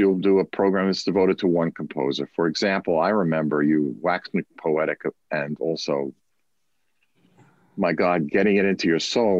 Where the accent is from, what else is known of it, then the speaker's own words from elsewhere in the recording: New York City, New York, United States; We're both from Brooklyn, folks.